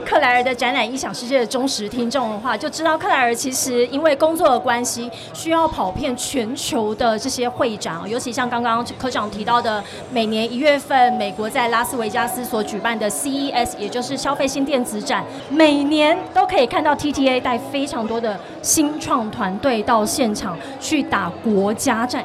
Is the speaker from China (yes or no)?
no; Tainan, Taiwan; now in Taipei, Taiwan; 我是台南人就紧邻着高雄